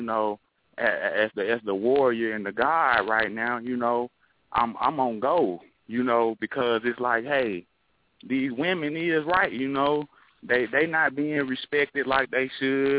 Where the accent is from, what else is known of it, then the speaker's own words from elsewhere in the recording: Memphis, Tennessee, United States; I'm from Memphis